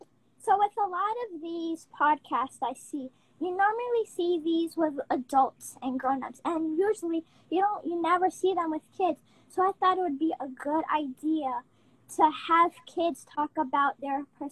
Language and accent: English; Long Island, New York, United States; I am 10 years old, and I am from Long Island, New York.